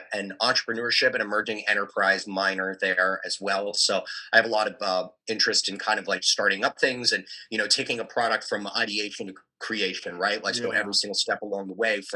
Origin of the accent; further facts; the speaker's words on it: Frederick, Maryland, United States; moved away as an adult; also born or lived in Pittsburgh, Pennsylvania / Syracuse, New York; now in Salisbury, United States; I am from Frederick, Maryland. So I'm still within the state of MD, but a couple hours westbound. Grew up in the Imesville area